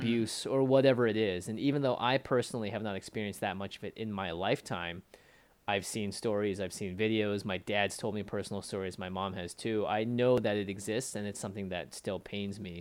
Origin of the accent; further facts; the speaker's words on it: Seattle, Washington, United States; also born or lived in China (ancestry); now in Los Angeles, United States; I'm from Seattle, Washington originally